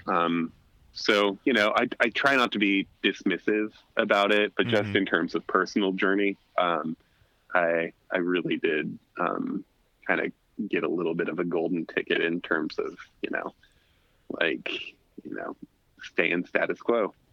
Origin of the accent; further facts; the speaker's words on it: Alaska, United States; growing up in Alaska